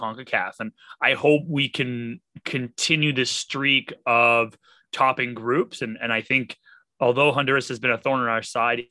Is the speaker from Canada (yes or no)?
yes; Canada; as being a Canadian